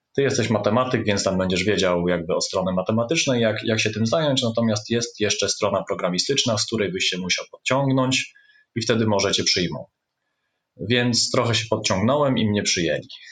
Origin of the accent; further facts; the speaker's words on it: Bydgoszcz, Kuyavian-Pomeranian Voivodeship, Poland; jestem z Bydgoszczy, tu się urodziłem i z tym miastem od zawsze byłem związany. To znaczy, tu chodziłem do gimnazjum i liceum szóstego